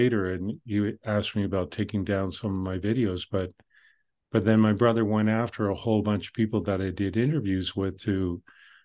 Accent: Canada; I'm Canadian

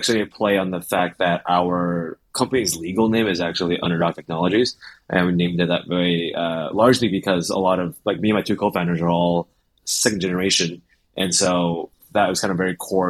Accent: Cupertino, California, United States; I grew up in the Bay Area, in Cupertino

